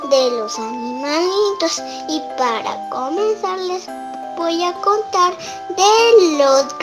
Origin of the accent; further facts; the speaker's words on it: Tenango de Doria, Hidalgo, Mexico; Soy de Tenango de Doya, tengo 6 años y estudio en la primaria y pasé a segundo grado.